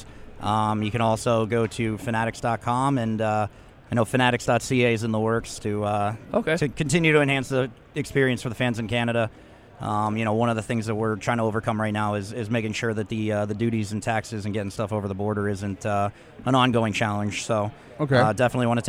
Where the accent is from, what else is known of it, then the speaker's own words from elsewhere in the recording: South Florida, United States; growing up in South Florida